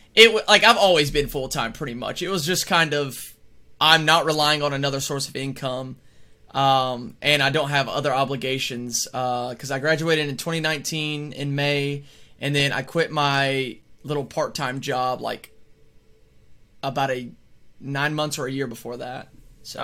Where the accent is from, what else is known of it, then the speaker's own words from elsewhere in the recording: Alabama, United States; I am from Alabama